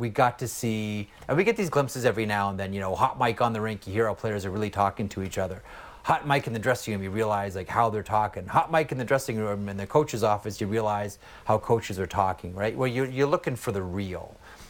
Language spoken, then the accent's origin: English; Canada; that's speaking as a Canadian.